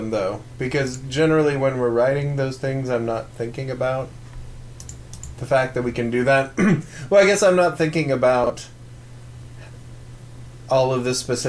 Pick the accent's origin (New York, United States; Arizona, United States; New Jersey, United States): Arizona, United States; Prescott; growing up in Prescott.